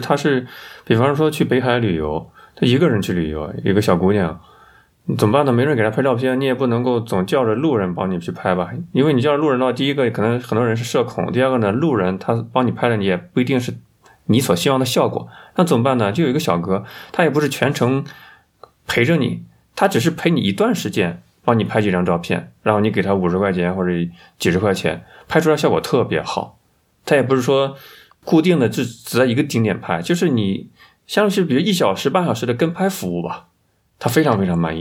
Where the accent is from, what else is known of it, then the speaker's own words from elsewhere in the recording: China; 这是我们中国人的潜意识、集体意识